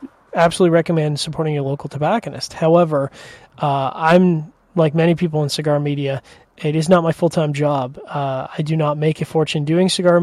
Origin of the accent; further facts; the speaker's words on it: Canada; especially being a Canadian